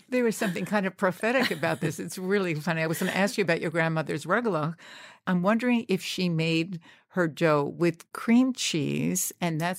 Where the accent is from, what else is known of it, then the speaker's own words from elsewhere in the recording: Pittsburgh, Pennsylvania, United States; I grew up in Pittsburgh, a Jewish family.